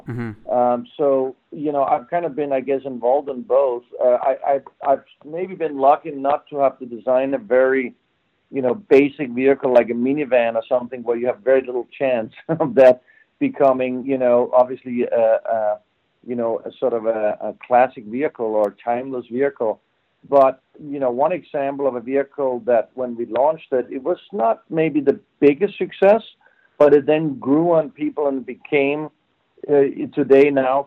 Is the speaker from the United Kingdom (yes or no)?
no; Denmark; moved away; also born or lived in Switzerland; I'm originally from Denmark, and I grew up in Denmark